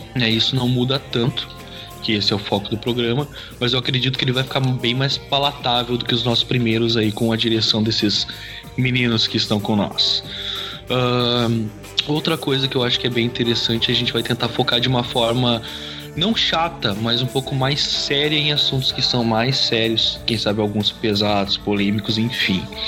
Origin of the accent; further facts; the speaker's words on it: Taquara, Rio Grande do Sul, Brazil; now in Três Coroas, Brazil; Eu sou natural de Taquara, no Rio Grande do Sul